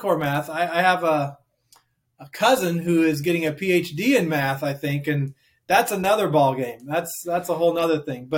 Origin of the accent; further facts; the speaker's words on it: Oregon, United States; moved away as an adult; now in Hamilton, Ohio, United States; I'm from the West Coast, from Oregon